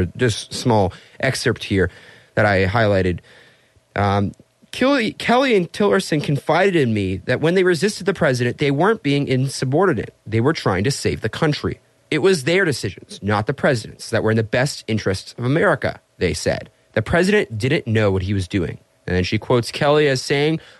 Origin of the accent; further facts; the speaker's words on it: Vienna, Austria; Vienna, Austria, my hometown